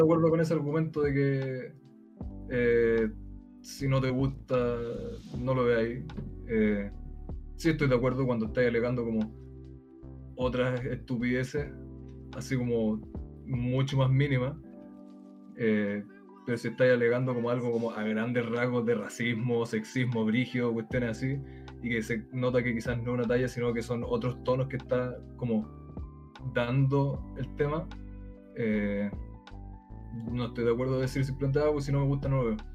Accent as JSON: {"language": "Spanish", "country": "Chile", "said": "soy chileno, y me voy a vivir de año a Argentina"}